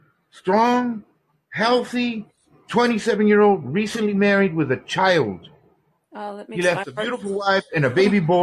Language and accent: English; United States; Hispanic, you know, I have that advantage that I know Spanish, so I'm in that area as well. As much as I'm an American, love my country, our country